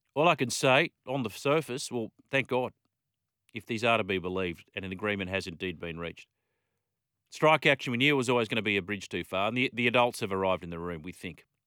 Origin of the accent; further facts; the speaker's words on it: Australia; an Aussie cricket fan